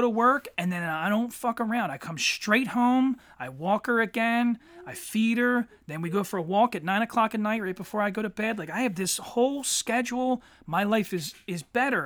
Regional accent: Eddystone, Pennsylvania, United States; growing up in Eddystone as a teenager

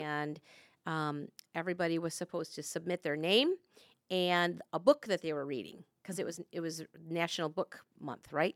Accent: Michigan, United States; we're from Michigan

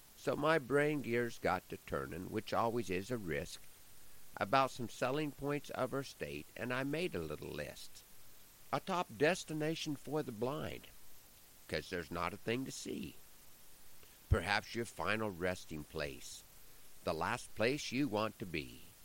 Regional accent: Nebraska, United States; my home state of Nebraska

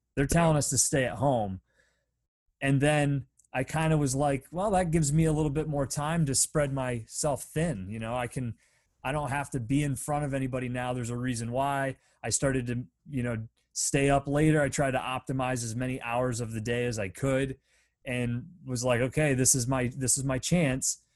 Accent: Pennsylvania, United States; a really small town in of where I grew up in Pennsylvania

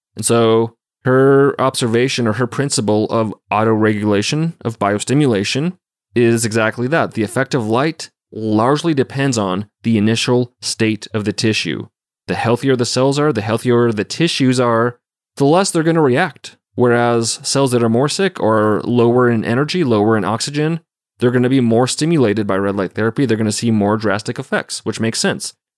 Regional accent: Montana, United States; we're growing up in Montana

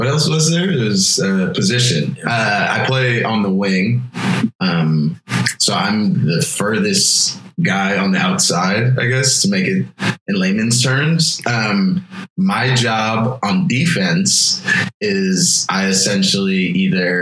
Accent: Portland, Oregon, United States; now in Austin, United States; I'm originally from Portland, Oregon

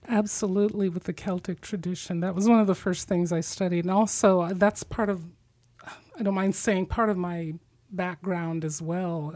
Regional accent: Midwest, United States; moved away; I was a Christian growing up in the Midwest.

